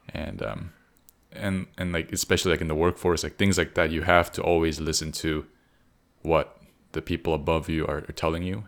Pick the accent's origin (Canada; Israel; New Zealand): Canada; we grew up in Canada